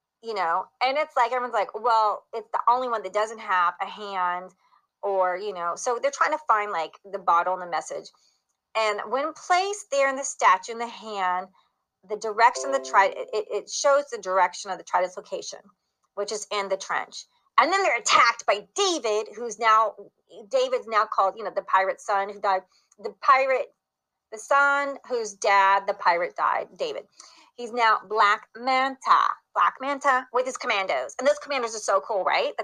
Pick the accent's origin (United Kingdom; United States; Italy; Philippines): Italy; I was born in Italy.